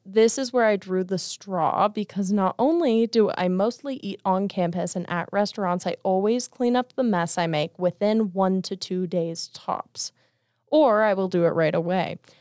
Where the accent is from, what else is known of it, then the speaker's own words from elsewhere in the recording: Las Vegas, Nevada, United States; moved away as an adult; I'm from Vegas